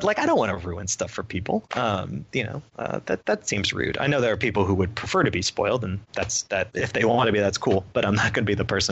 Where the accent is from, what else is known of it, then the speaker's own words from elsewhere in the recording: United States; I'm from the Connecticut, New York area.